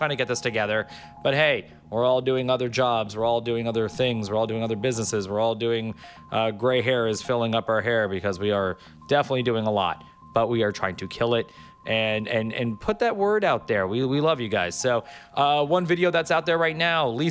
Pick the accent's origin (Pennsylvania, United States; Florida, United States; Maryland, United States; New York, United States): Florida, United States; Miami Beach; I'm from Miami, you know, Miami Beach, born and raised